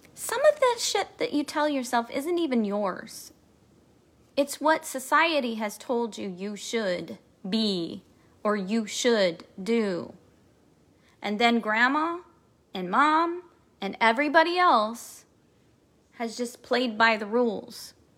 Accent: Kansas City, Missouri, United States; I'm from Kansas City, Missouri

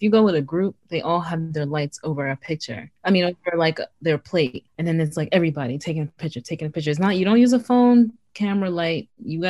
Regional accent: New York City, New York, United States; we're both from Brooklyn

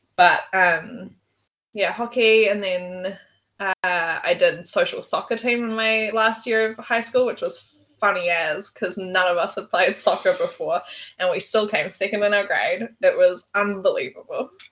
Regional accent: Auckland, New Zealand; also born or lived in England; I was born in England, but very quickly moved back to New Zealand, where my parents were from. They had me while they were on an OE, so not sure that was like super in the plans. But um, yeah, and then I've just lived in Auckland all my life. Grew up on the shore

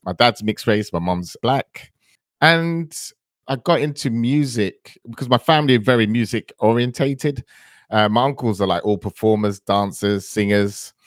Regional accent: London, United Kingdom; also born or lived in Antigua; I grew up in, uh, northwest London in the area.

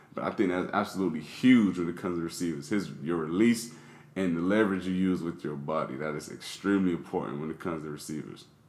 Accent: Miami, Florida, United States; I'm from Miami

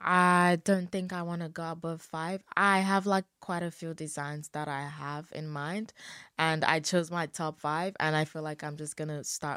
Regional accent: Lagos, Nigeria; moved away as an adult; also born or lived in Ogun State; I lived in Lagos for all my life.

